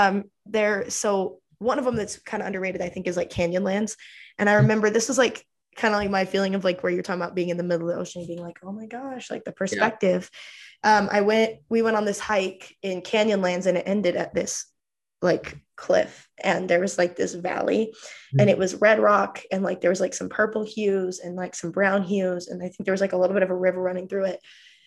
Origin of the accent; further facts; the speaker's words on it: Utah, United States; I live in Utah actually.